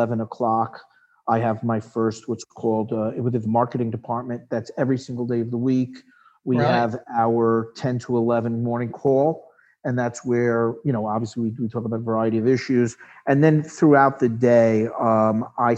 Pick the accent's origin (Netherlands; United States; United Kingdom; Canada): United States; Long Island, New York; I grew up on Long Island.